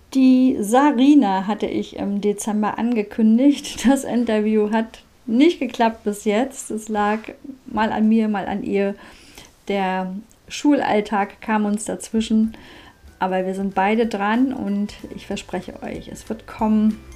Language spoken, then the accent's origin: German; Mecklenburg-Vorpommern, Germany; bei uns in Mecklenburg-Vorpommern